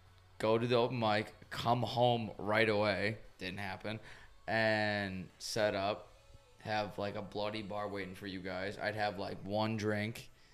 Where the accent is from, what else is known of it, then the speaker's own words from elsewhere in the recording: Wisconsin, United States; we're from Wisconsin.